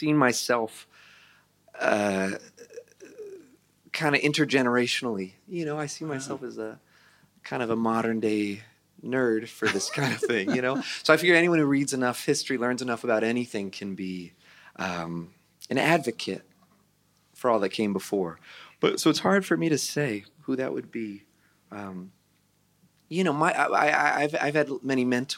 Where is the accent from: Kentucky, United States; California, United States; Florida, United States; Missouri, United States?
California, United States; Santa Rosa; I grew up in Santa Rosa, California